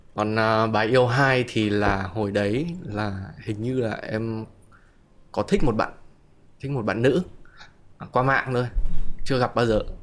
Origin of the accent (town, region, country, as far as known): Hanoi, Vietnam; moved away